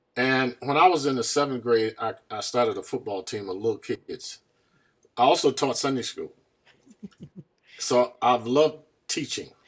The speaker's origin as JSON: {"language": "English", "town": "Farmville", "region": "North Carolina", "country": "United States", "tie": "born or raised there", "moved": "yes", "lives_now": "New Haven, United States", "said": "I was born in a small town called Farmville"}